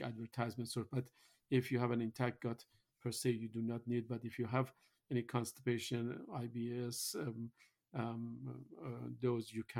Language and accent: English; Iran; moved away; I am originally from Iran